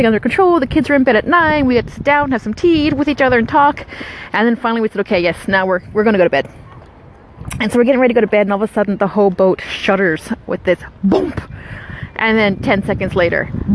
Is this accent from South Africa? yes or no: no; Newfoundland and Labrador, Canada; moved away; I was born in Newfoundland